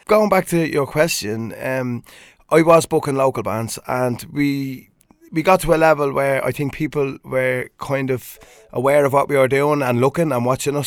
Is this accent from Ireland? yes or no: yes; Swords, Leinster, Ireland; I was doing a DJ night in my hometown of Swords